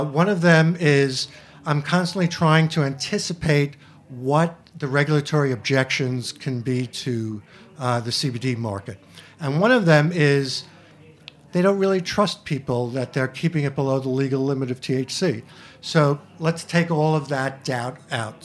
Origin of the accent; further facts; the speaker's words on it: New York City, New York, United States; I'm from Queens